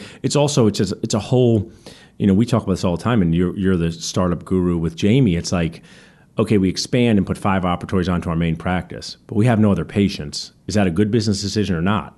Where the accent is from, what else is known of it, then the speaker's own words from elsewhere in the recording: Ewing, New Jersey, United States; where I grew up in Ewing